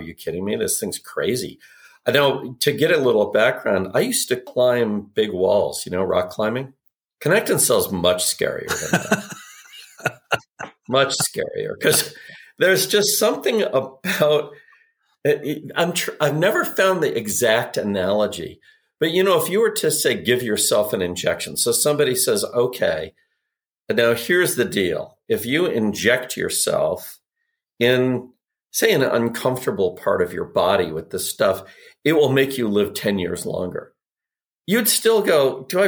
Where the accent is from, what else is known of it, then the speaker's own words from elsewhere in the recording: Arizona, United States; moved away; I grew up in Arizona